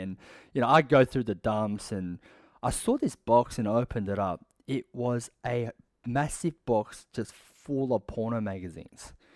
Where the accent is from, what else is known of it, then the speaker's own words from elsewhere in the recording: Sydney, New South Wales, Australia; I was born and raised in Sydney.